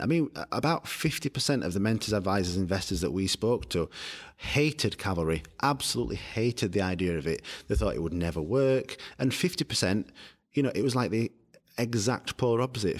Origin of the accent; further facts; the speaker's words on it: United Kingdom; also born or lived in London; I come from Barnes, as you said, it's, we're one hundred and eighty miles away from London.